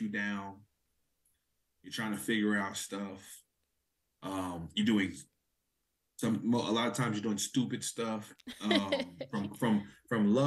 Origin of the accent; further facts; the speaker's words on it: Oklahoma, United States; I'm an Oklahoma native